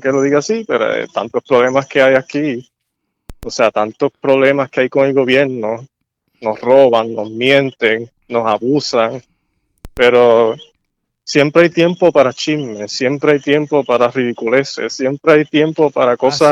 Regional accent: Puerto Rico; yo también soy puertorriqueño

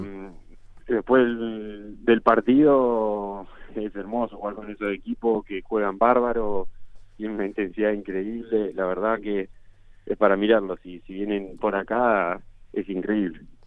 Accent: Argentina; moved away as an adult; also born or lived in Turin; now in England; desde que me fui de Argentina

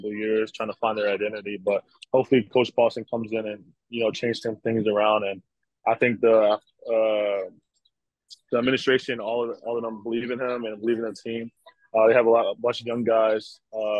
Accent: New Jersey, United States; moved away as an adult; also born or lived in Worcester, Massachusetts; now in Latvia; I'm from Jersey

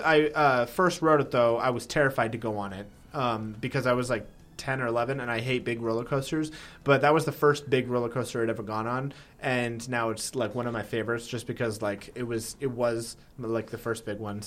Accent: California, United States; born there; I was born in California and I have family in California, so I can go – I go all the time, humble brag.

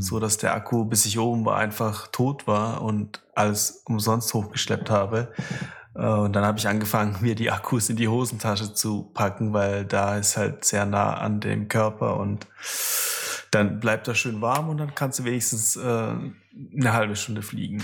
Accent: Russia; moved away; ich bin ja in Russland geboren

